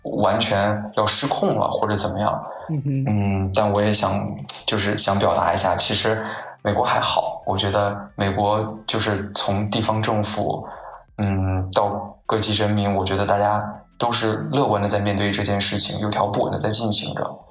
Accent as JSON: {"language": "Chinese", "region": "Henan", "country": "China", "moved": "yes", "lives_now": "United States", "said": "比如说我是河南人，然后我们河南的驻美老乡会"}